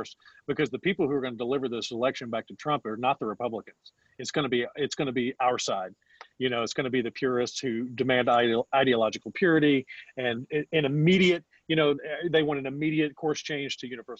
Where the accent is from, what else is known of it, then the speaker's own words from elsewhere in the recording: Indiana, United States; my hometown